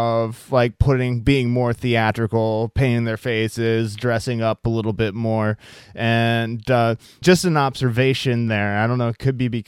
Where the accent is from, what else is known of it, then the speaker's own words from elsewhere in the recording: Iowa, United States; moved away; I'm originally from Iowa